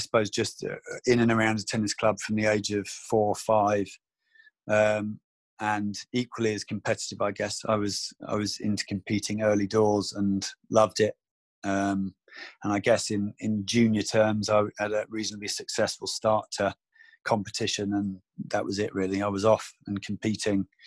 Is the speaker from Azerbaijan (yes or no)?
no; United Kingdom; I was from the East Coast